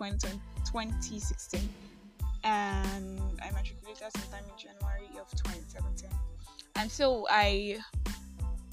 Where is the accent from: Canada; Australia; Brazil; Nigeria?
Nigeria; I am that Nigerian Christian talkaholic